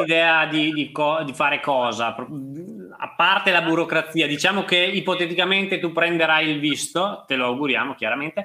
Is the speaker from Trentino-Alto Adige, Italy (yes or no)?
yes; Trentino-Alto Adige, Italy; essendo trentino anch'io